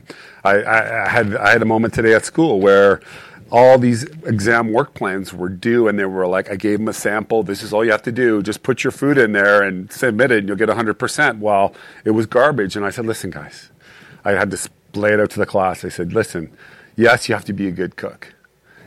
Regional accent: Calgary, Alberta, Canada; moved away; I grew up in Calgary

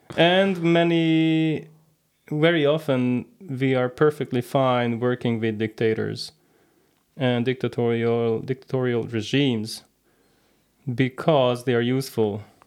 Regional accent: Hungary; moved away as an adult; also born or lived in Canada; Originally, I'm from Hungary.

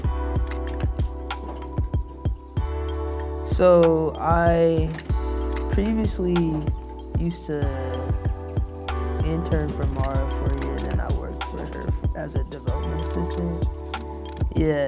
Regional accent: Oakland, California, United States; I'm from Oakland, California

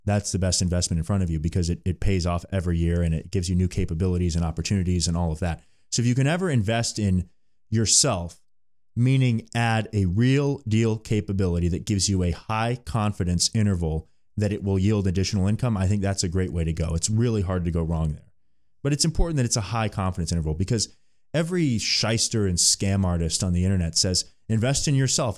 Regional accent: California, United States; growing up in California

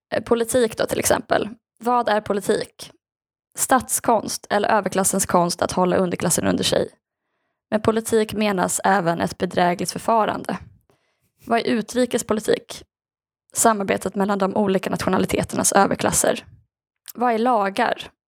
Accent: Skaraborg, Västra Götaland, Sweden; där jag är ifrån

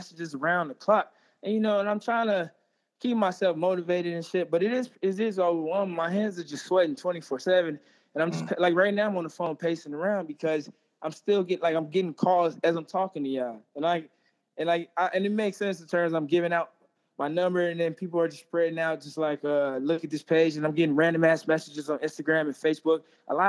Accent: Pine Bluff, Arkansas, United States; born or raised there

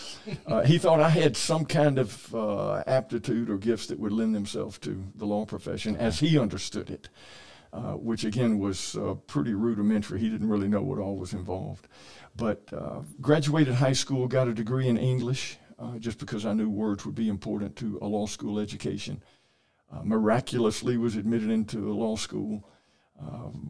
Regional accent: Columbus, Georgia, United States; also born or lived in Bay Minette, Alabama; I grew up here in Columbus, in the Columbus area

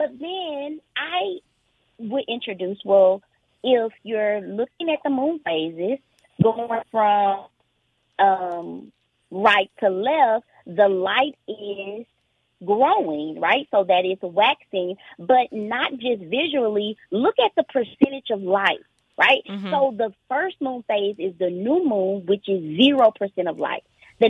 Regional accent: Lufkin, Texas, United States; I grew up in Lufkin, Texas.

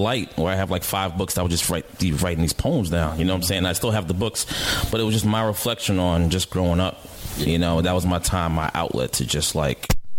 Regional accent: Mount Vernon, New York, United States; Growing up in Mount Vernon

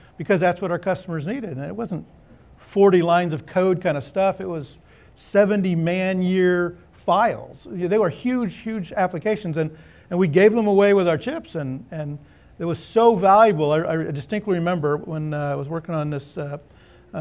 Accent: California wine country, United States; moved away as an adult; now in Austin, United States; I grew up in California. Actually, I grew up in the wine country

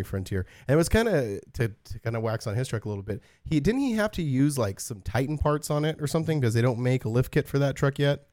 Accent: Southern California high desert, United States; growing up in SoCal, in the high desert

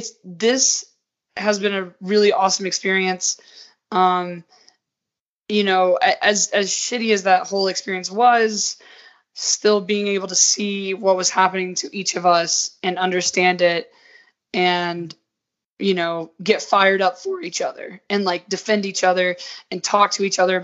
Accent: Southern United States, United States; now in Utah, United States; I was, like, amazed at how many white people. I was like, whoa, I'm coming from the South where Atlanta is like such a diverse hub.

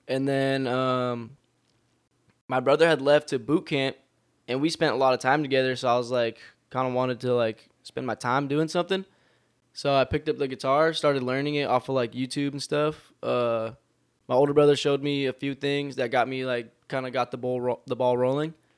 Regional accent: Long Beach, California, United States; also born or lived in Torrance; we were all born in Torrance, but we were all raised in Long Beach.

